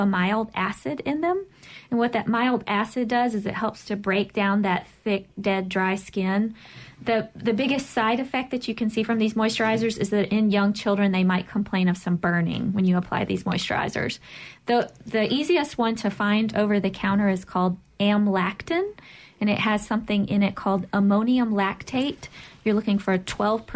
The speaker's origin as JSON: {"language": "English", "town": "Pine Bluff", "region": "Arkansas", "country": "United States", "tie": "born or raised there", "also_born_or_lived": "Nashville, Tennessee / Washington, D.C. / Columbus, Ohio", "moved": "as an adult", "lives_now": "Mississippi, United States", "said": "So I've lived all over the place. So I grew up in Pine Bluff, Arkansas."}